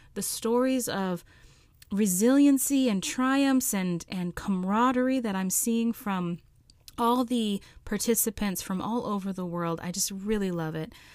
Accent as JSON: {"language": "English", "region": "Alaska", "country": "United States", "tie": "born or raised there", "said": "my home state of Alaska"}